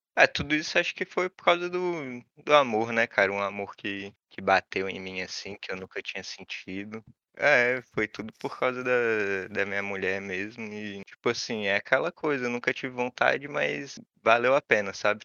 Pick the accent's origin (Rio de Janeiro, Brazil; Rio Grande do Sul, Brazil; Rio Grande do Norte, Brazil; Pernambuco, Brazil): Rio de Janeiro, Brazil; moved away as an adult; eu nasci no Rio, né, cara? Eu nasci do, do lado da favela, eu nasci no Estácio. E na época que eu nasci lá, aquilo lá era uma favela cabulosa